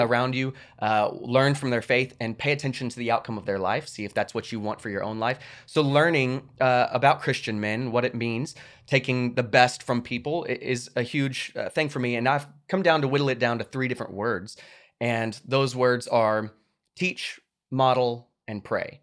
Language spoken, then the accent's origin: English; United States; my right as an American